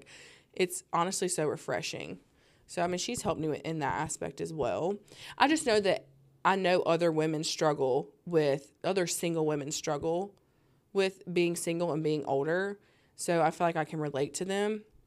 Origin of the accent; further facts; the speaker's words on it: the South, United States; growing up in the South